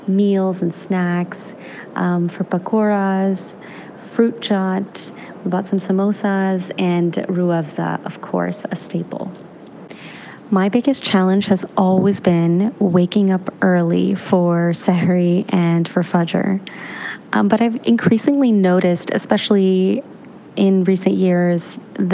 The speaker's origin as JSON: {"language": "English", "country": "Canada", "tie": "born or raised there", "said": "In my experience growing up in Canada"}